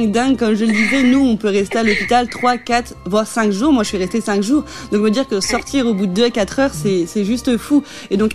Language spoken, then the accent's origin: French; Strasbourg, Grand Est, France; moved away as an adult; also born or lived in Italy; now in Netherlands; de France, je viens de Strasbourg.